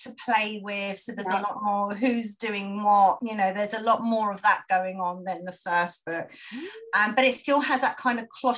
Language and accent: English; London, United Kingdom; I'm from London